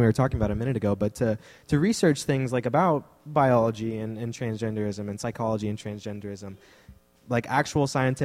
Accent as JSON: {"language": "English", "region": "Texas", "country": "United States", "said": "I'm from Texas"}